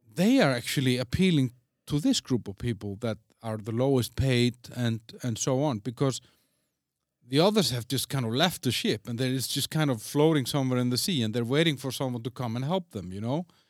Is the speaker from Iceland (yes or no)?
yes; Iceland; also born or lived in Denmark; now in Czech Republic; I'm from Iceland.